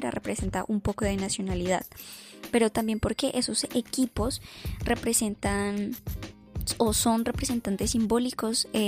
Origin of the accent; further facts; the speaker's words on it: Colombia; entonces me pongo la camisa, digo que soy de Colombia, me siento orgulloso por ser colombiano